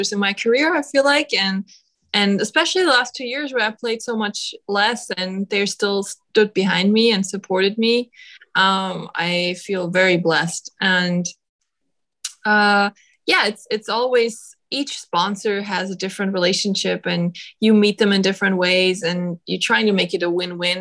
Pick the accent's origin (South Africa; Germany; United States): Germany; moved away; my home country, Germany